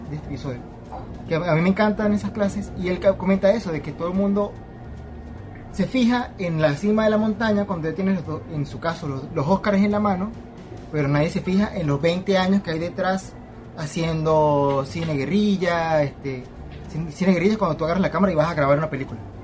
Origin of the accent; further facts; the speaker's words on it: Venezuela; moved away; Me fui de Venezuela